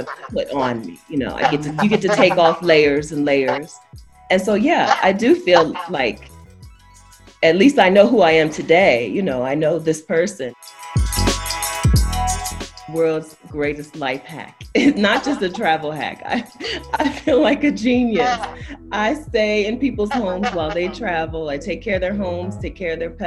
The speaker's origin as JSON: {"language": "English", "region": "Delaware", "country": "United States", "moved": "as an adult", "lives_now": "Mexico", "said": "I'm from Delaware"}